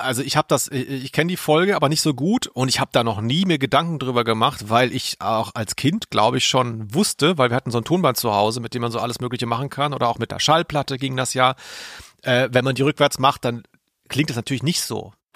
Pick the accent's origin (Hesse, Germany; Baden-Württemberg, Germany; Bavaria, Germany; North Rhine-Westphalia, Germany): Baden-Württemberg, Germany; Ludwigsburg; Ludwigsburg, wo ich herkomme